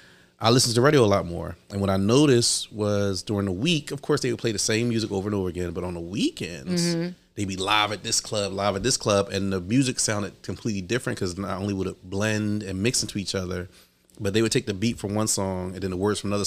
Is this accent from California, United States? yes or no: no; Philadelphia, Pennsylvania, United States; I was raised in the arts. I was raised in Philadelphia. I went to Philadelphia Dance School.